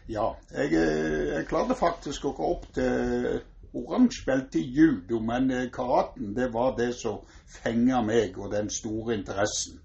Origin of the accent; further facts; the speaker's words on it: Egersund, Rogaland, Norway; now in Bergen, Norway; jeg kommer fra Egersund opprinnelig